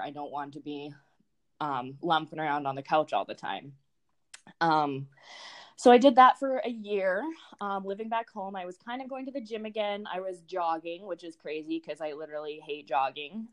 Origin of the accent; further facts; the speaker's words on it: Saskatchewan, Canada; moved away as an adult; also born or lived in North Dakota; now in United States; I'm from Saskatchewan, um, Canada, and then I went to college in North Dakota